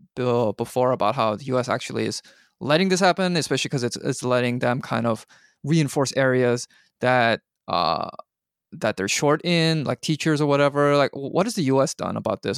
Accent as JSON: {"language": "English", "country": "Canada", "moved": "yes", "lives_now": "United States", "said": "as a Canadian"}